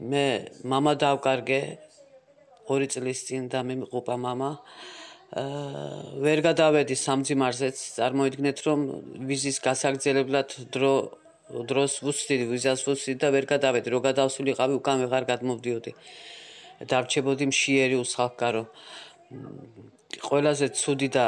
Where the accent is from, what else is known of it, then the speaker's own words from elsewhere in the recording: Batumi, Adjara, Georgia; moved away as an adult; now in Istanbul, Turkey; ბათუმელი ვარ, ვარ 50 წლის, 20 წელიწადზე მეტია ვარ თურქეთში სტამბოლში.